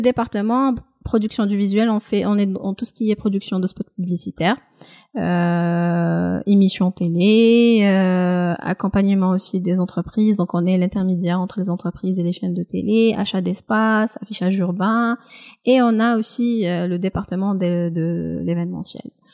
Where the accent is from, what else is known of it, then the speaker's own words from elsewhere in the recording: Kabylie, Algeria; Même si je suis kabyle, je parle parfaitement le kabyle